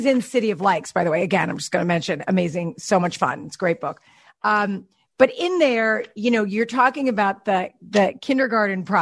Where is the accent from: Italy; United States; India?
United States; Chappaqua, New York; now in California, United States; I grew up in Chappaqua